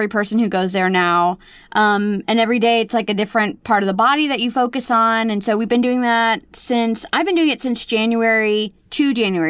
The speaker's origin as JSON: {"language": "English", "region": "Florida", "country": "United States", "also_born_or_lived": "Nashville", "moved": "yes", "lives_now": "Los Angeles, United States", "said": "I am from Florida, and then I lived in Nashville, and now I live here"}